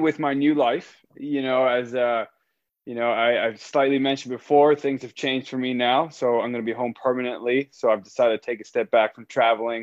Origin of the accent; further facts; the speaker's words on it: Miami, Florida, United States; moved away as an adult; now in Atlanta, United States; Born and raised, spent all my time there all the way up until I went to Florida